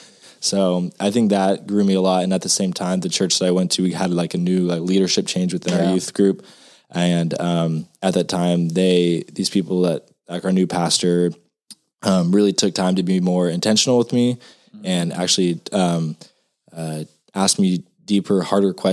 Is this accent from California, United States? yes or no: yes; Madera, California, United States; moved away as an adult; now in Texas, United States; a little small town called Madera, California